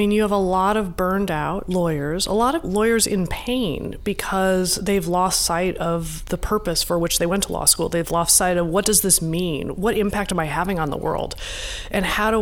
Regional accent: Nebraska, United States; also born or lived in Iowa; I grew up in Nebraska and Iowa in the evangelical church.

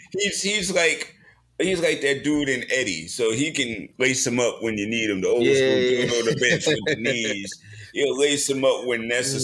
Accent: New York City, New York, United States; I'm from Queens.

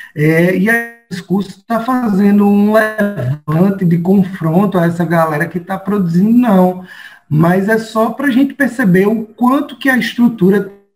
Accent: Paulista, Pernambuco, Brazil; also born or lived in Recife; eu nasci aqui no Recife, fiquei aqui próximo de Afogados, da região metropolitana aqui de Recife, é, mas saí de lá muito pequeno, né, após a separação morar em Paulista

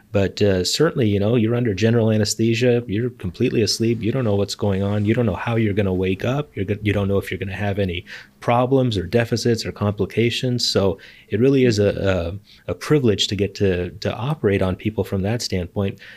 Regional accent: Los Angeles, California, United States; moved away as an adult; also born or lived in Chicago / Philadelphia / Bay Area; now in San Diego, United States; I was born in Chicago, but then mostly grew up in Los Angeles

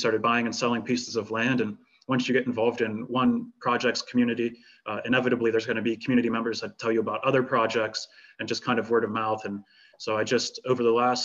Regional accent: United States; as an American

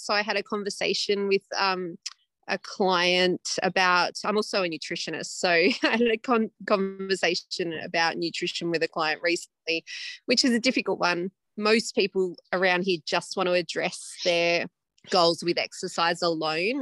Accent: Upper Hunter, Hunter Valley, New South Wales, Australia; also born or lived in Perth / London; I'm from the Upper Hunter particularly, which is mining related mostly at the moment. So I grew up here

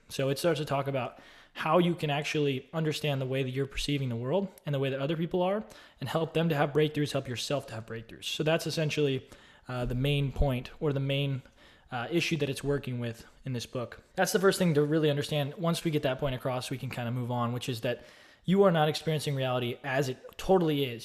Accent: Austin, Texas, United States; I grew up in Austin, Texas

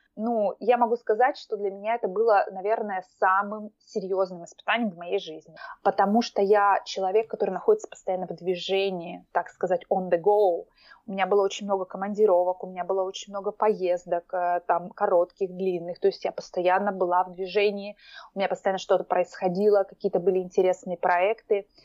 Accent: Omsk, Omsk Oblast, Russia; moved away as an adult; also born or lived in Moscow; now in Oslo, Norway; я из России, я жила последние 7 лет, я жила в Москве и вообще родилась я в Омске. Угу. Я сибирячка

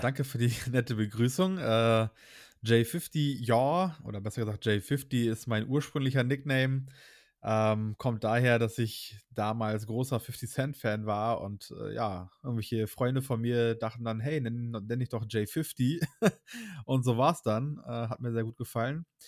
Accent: Hamburg, Germany; moved away; wir kommen beide ursprünglich aus Hamburg eigentlich

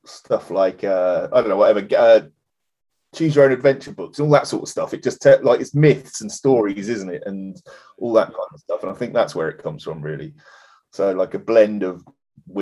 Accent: Parson Drove, East of England, United Kingdom; now in Norfolk, United Kingdom; we grew up in the Fens, the deepest, darkest Fens, a place called Parson Drove

